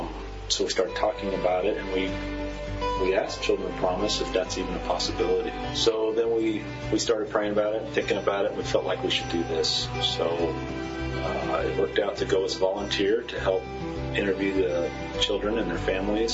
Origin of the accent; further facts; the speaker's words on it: United States; as an American